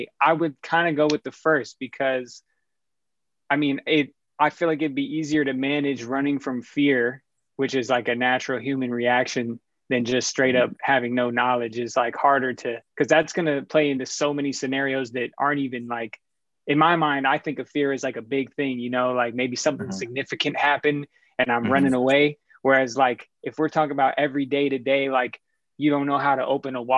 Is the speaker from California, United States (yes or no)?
yes; Sacramento, California, United States; I grew up in Sacramento